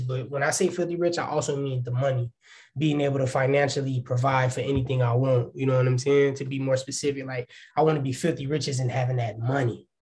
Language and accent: English; Waukegan, Illinois, United States; also born or lived in Chicago, Illinois; I'm from Waukegan, Illinois